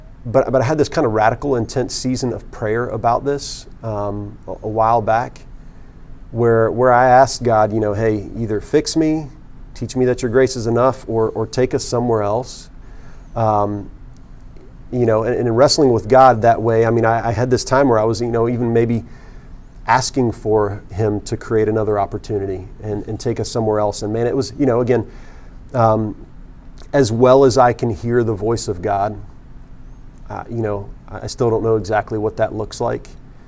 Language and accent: English; Florida, United States; I'm a little homesick. I'm from South Florida.